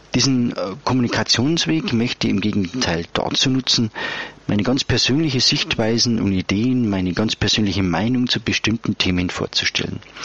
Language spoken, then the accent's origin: German; Upper Bavaria, Germany; bei uns in Oberbayern